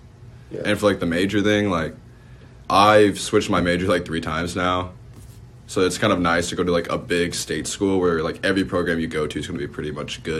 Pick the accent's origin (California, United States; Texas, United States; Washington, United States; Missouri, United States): Missouri, United States; Kansas City; I'm from the KC area. I'm currently a sophomore and I'm studying business.